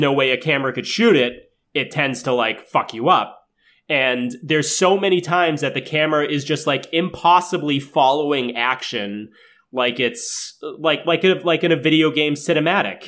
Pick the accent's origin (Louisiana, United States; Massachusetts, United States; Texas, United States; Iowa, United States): Massachusetts, United States; we grew up in Massachusetts